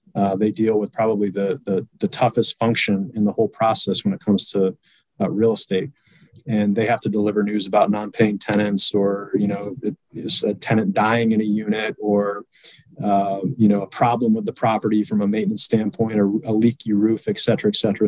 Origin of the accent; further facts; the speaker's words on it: Boston, Massachusetts, United States; now in Indianapolis, United States; I'm originally from Boston, Massachusetts. I currently reside in the great Hoosier state uh, in Indianapolis, Indiana